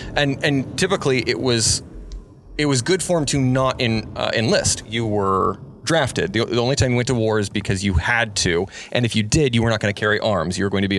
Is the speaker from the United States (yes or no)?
yes; San Juan Islands, Washington, United States; I grew up in the San Juan Islands, which are just hippie central.